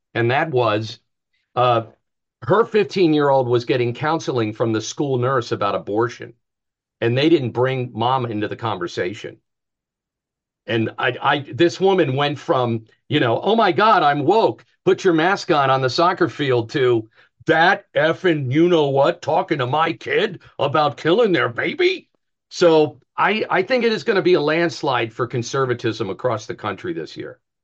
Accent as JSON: {"language": "English", "region": "New Jersey", "country": "United States", "said": "I'm from Jersey too"}